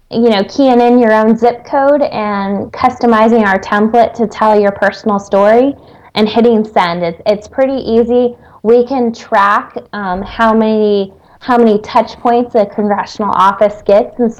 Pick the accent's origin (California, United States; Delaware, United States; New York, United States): Delaware, United States; from Delaware